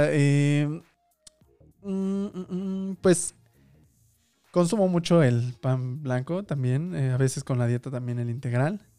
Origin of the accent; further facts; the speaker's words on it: Mexico; para nuestra labor como mexicanos, como latinoamericanos